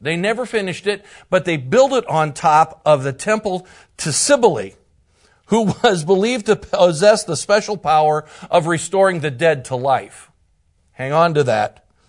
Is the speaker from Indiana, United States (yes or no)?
yes; Indiana, United States; from Northern Indiana, one of the pastors, and it is just a joy to be here with you.